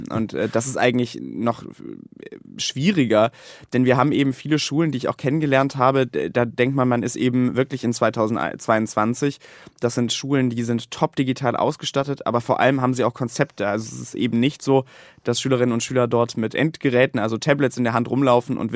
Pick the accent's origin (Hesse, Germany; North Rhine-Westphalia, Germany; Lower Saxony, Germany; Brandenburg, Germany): North Rhine-Westphalia, Germany; Länder wie zum Beispiel mein Heimatland Nordrhein-Westfalen, wo noch nicht mal zehn Prozent abgerufen worden sind.